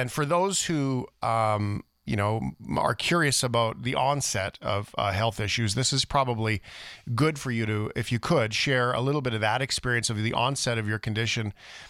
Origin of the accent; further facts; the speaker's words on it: Fort McMurray, Alberta, Canada; I grew up in Fort McMurray